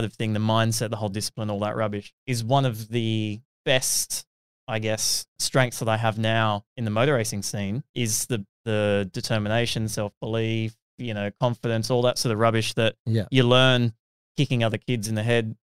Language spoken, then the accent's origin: English; Sydney, New South Wales, Australia; I lived in Dundas for ages, which is just outside of Carlingford, Epping, that area eastward. I went to school at Epping Boys